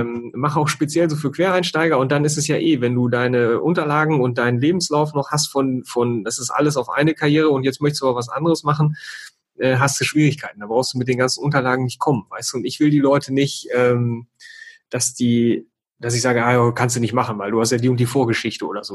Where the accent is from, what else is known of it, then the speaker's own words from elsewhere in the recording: North Rhine-Westphalia, Germany; Ich komme ja aus Ostwestfalen, ne? bin humorvoller Ostwestfale